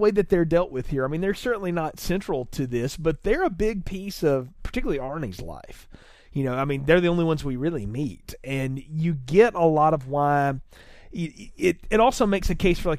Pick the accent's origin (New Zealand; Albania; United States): United States; the South; I grew up in the South.